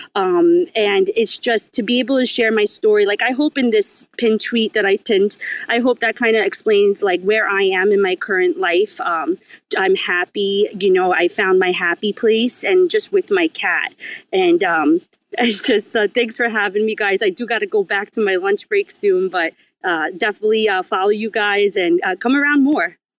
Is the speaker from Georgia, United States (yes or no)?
no; New York, United States; I'm from New York